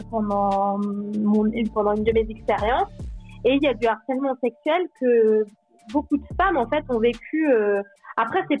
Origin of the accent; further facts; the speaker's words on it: Normandy, France; now in Switzerland; J'ai, euh, je, viens de Normandie de base.